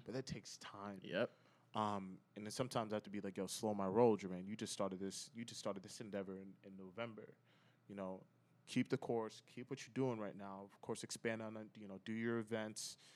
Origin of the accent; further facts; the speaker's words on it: United States; now in Chicago, United States; So I'm from Connecticut, New York area originally